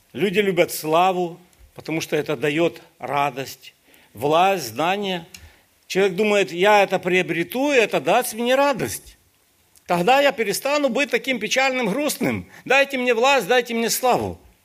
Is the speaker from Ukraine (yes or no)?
yes; Ukraine; Я сам украинец